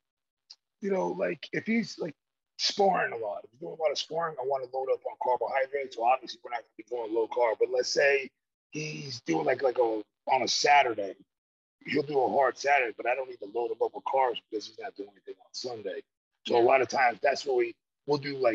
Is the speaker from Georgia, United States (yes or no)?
yes; Georgia, United States; I'm from Georgia